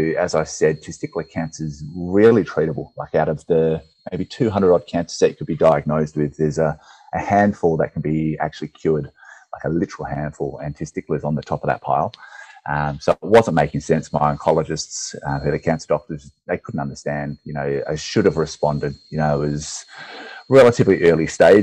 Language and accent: English; Perth, Western Australia, Australia; I'm from Perth, Western Australia